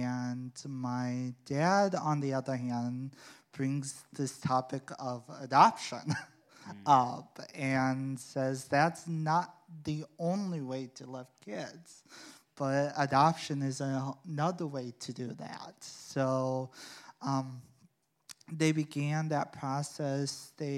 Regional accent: Sioux City, Iowa, United States; Yeah. It was very different. It was difficult living there. I wasn't like everyone else in my family. Being Korean, I wasn't colored skin like everyone else.

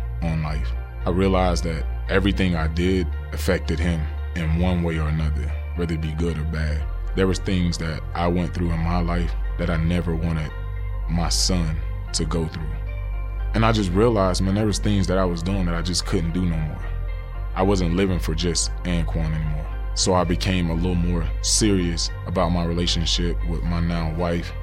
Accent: Pahokee, Florida, United States; my hometown, Pahokee, Florida. Small town right on Lake Okeechobee

